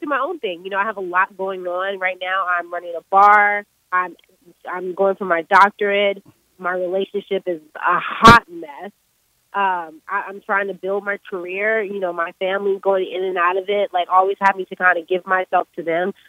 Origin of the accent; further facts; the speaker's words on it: Maryland, United States; my childhood in Maryland